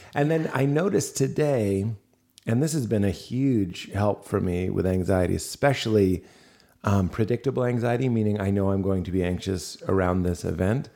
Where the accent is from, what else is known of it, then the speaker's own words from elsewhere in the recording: Boston, Massachusetts, United States; moved away; Boston, my hometown